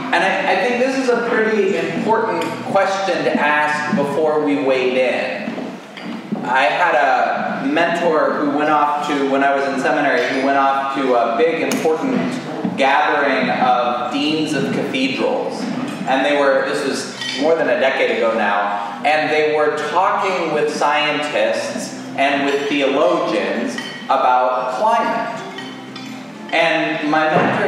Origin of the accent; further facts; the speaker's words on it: Colorado, United States; I grew up in Colorado